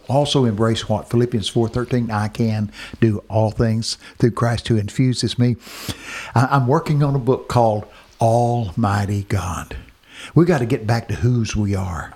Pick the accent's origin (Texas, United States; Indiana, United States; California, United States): Texas, United States; I'm from Texas